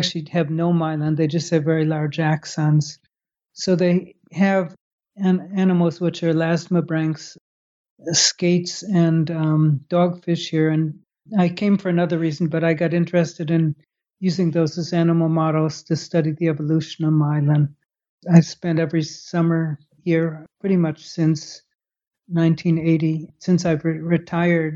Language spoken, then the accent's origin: English; Chicago, Illinois, United States; moved away as an adult; also born or lived in Baltimore / Netherlands / Scotland / England; now in Falmouth, United States; I grew up in Chicago.